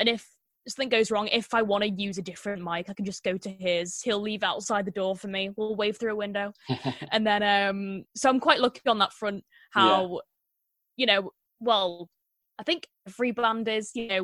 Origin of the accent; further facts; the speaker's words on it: Liverpool, North West England, United Kingdom; I'm from Liverpool